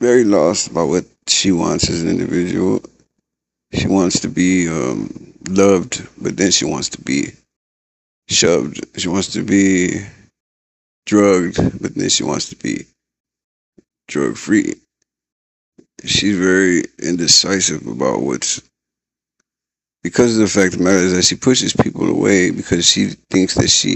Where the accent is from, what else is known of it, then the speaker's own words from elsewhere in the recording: San Antonio, Texas, United States; I'm from San Antonio, Texas